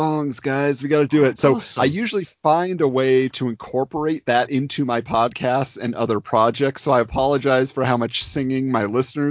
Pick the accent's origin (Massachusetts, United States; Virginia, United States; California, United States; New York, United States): California, United States; Irvine; Born and raised in Irvine, California.